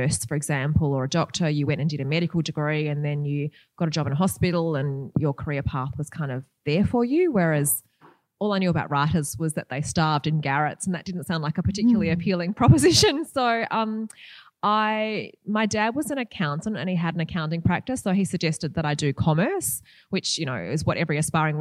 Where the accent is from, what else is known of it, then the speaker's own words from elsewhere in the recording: Perth, Western Australia, Australia; I'm from Perth